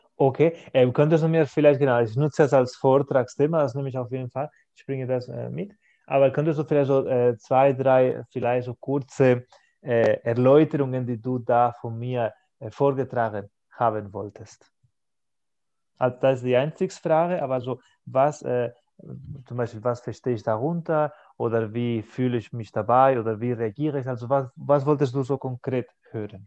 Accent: Catalonia, Spain; first language Spanish and Catalan; German is a second language; moved away as an adult; now in Stuttgart, Germany; In Spanien, das hatte ich immer, ich kann zwei Sprachen, als Muttersprache Spanisch und Katalan

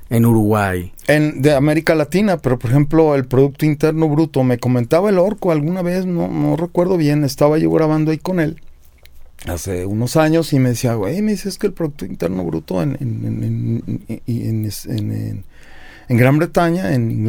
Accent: Mexico; born there; pues nací en México.

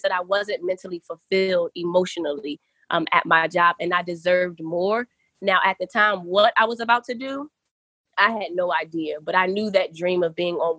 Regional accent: Philadelphia, Pennsylvania, United States; moved away as an adult; I'm from Philly

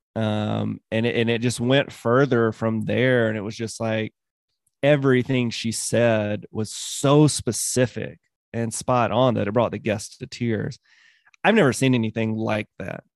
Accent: Mississippi, United States; So I was ten, between ten and twelve, and I grew up in Mississippi.

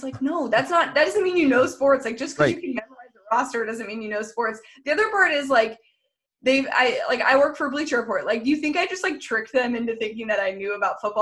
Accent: California, United States; I'm from California.

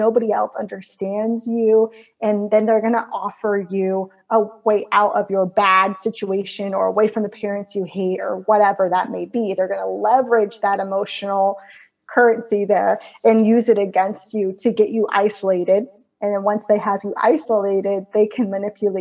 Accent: Florida, United States; moved away as an adult; also born or lived in California; I'm from Florida, but I ended up in California doing some school

